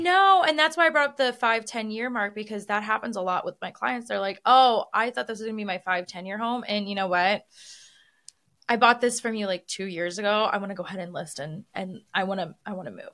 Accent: Midwest, United States; now in Las Vegas, United States; I am from the Midwest and I moved to Vegas

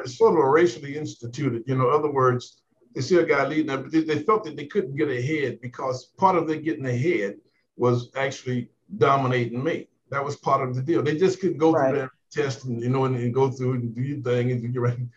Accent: Talladega County, Alabama, United States; I'm from Alabama. That's the lowest section of Talladega County

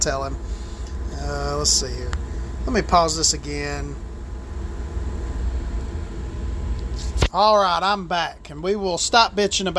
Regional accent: the South, United States; I'm from the South, and we try to be nice to each other down here

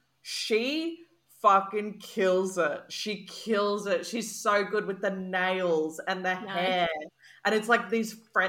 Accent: Sydney, New South Wales, Australia; I grew up around the Bra Boys

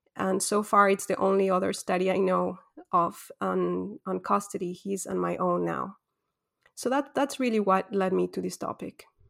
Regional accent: Ecuador; moved away as an adult; also born or lived in Quito / Egypt; I'm born and raised in Ecuador

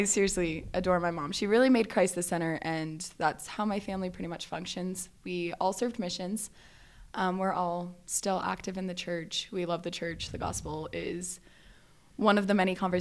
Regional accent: Valencia, California, United States; I grew up in Southern California, just like Northern Los Angeles area. So it's called Valencia

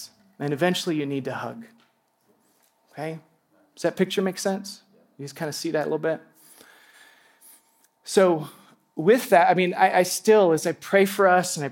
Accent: Alaska, United States; I grew up in Alaska

